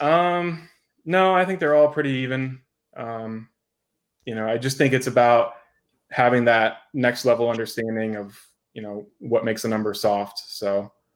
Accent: Florida, United States; moved away as an adult; also born or lived in Las Vegas; moved back to Florida. Um, this is my home state. I was born here.

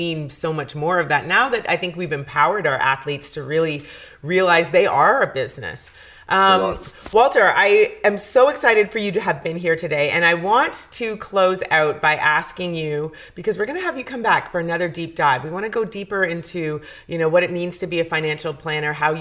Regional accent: Toronto, Ontario, Canada; I'm born and raised in Toronto, so I'm a diehard Argonauts fan

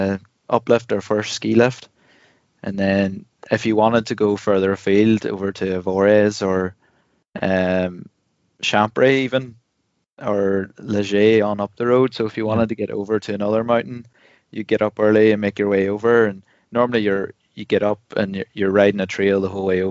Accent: Ireland; 11 of us, 11 Irish fellas in a chalet in Morzine

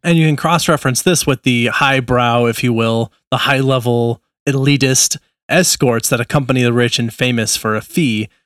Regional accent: Nebraska, United States; I was born in Nebraska.

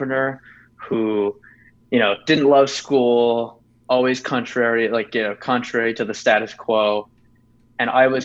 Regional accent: Canada; I am actually from Canada

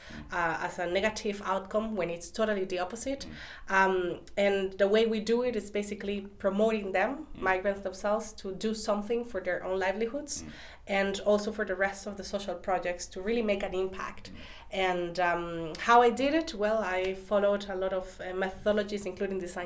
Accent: Costa Rica; moved away as an adult; now in Berlin, Germany; I'm coming from Costa Rica

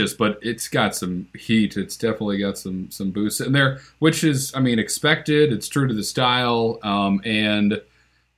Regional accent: Northeast, United States; I'm from the Northeast

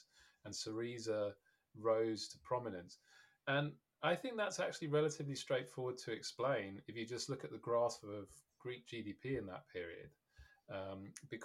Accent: United Kingdom; as a Brit

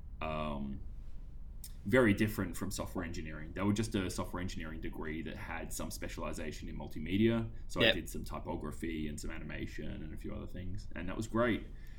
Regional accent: Sale, Victoria, Australia; when I grew up in Sale

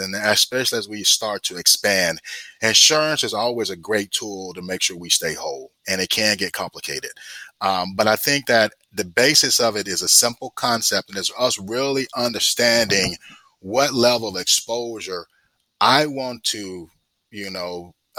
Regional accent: Fort Valley, Georgia, United States; now in Stone Mountain, United States; I'm from Fort Valley, so I'm homegrown

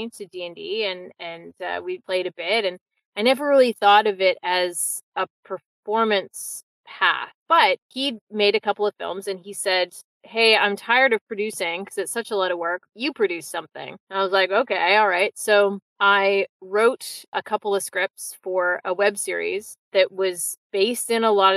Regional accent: Victoria, British Columbia, Canada; also born or lived in London / Vancouver; I grew up in Victoria

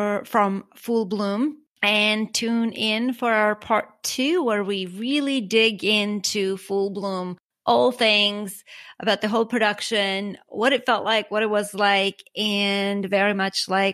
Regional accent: Armenia; now in United States; I'm from Armenia originally, and I kind of grew up like that too

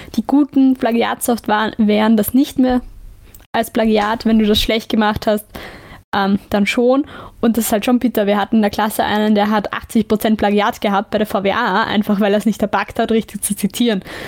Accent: Lower Austria, Austria; ich bin ja situationselastisch, was mein Heimatbundesland ja. angeht, aber man kann nicht sagen, dass das wirklich Niederösterreich ist, wenn ich 15 Minuten ja. zu Fuß gehe. Aber es ist Niederösterreich, also darüber diskutieren wir nicht. Ich bin mhm. Niederösterreicherin.

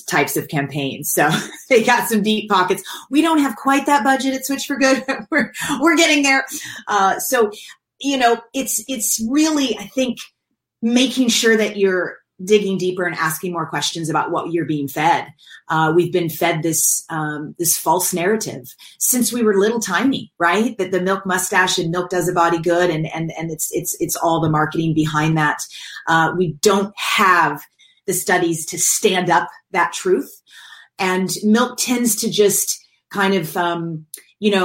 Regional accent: Kentucky, United States; now in California, United States; I grew up in Kentucky and in the South

